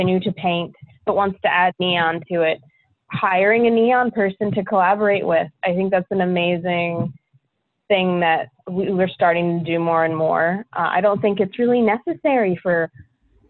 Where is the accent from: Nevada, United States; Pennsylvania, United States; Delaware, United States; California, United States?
Delaware, United States; Middletown; moved away as an adult; also born or lived in Greenville, North Carolina / Arkansas / Raleigh, North Carolina; now in North Carolina, United States; I'm a Yankee. I'm from Delaware, actually, originally, Middletown, Delaware